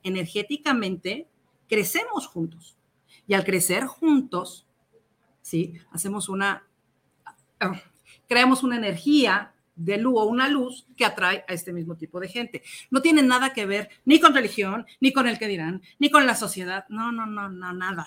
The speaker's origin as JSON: {"language": "Spanish", "region": "Querétaro", "country": "Mexico", "moved": "yes", "lives_now": "Mexico City, Mexico", "said": "Yo soy queretana. Llego a vivir a México"}